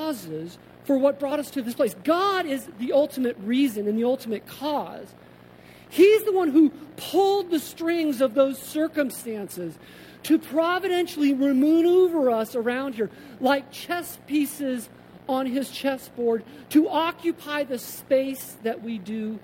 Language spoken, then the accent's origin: English; Colorado, United States; also born or lived in New Jersey / Massachusetts; now in Davis, United States; growing up in Colorado, spending 15 years in the Northeast, you know, 5 in a commuter community in central Jersey to Manhattan, another 10 in Massachusetts